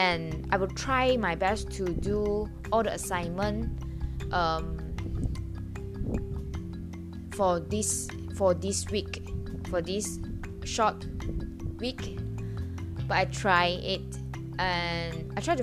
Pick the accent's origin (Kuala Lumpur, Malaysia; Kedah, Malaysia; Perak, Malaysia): Perak, Malaysia; Ipoh; I will go back to Ipoh, my hometown